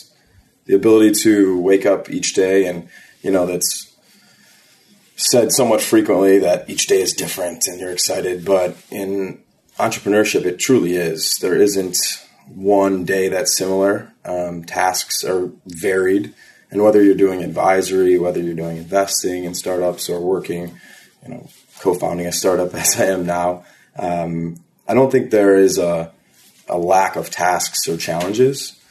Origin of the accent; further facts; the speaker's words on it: Chicago, Illinois, United States; also born or lived in Alabama; now in New York City, United States; I'm from Chicago, Illinois, and I currently live in New